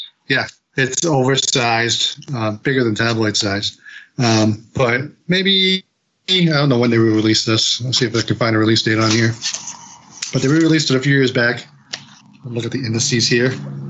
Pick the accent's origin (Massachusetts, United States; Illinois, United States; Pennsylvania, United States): Massachusetts, United States; Fitchburg; I'm from Fitchburg. I work at That's Entertainment.